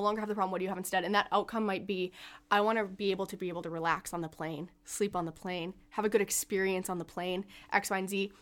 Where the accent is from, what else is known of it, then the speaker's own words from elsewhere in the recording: Alexandria, Minnesota, United States; moved away as an adult; now in Morris, United States; I am originally from Alexandria, and I moved to Morris for college.